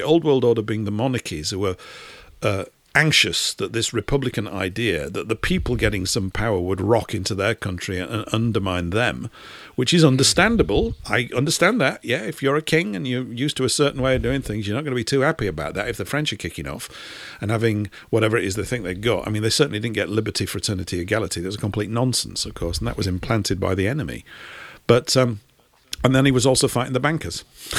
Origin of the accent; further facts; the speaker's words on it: United Kingdom; I view myself as a British European because we're all part of the same race, and it's important.